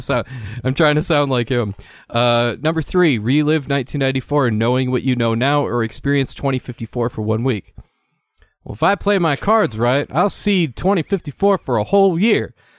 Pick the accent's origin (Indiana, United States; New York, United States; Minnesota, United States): Minnesota, United States; Saint Paul; Saint Paul, Minnesota, who'd have thought? All these all-time great athletes. Ridiculous. And that's my hometown.